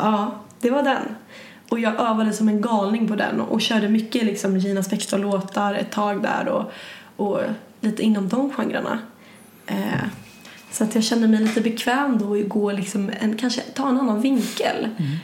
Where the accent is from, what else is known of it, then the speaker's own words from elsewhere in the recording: Sandviken, Gävleborg County, Sweden; moved away; jag kommer ju från Sandviken